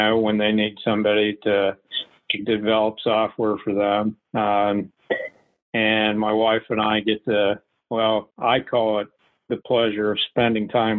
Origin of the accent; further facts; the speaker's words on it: West Virginia, United States; I grew up in West Virginia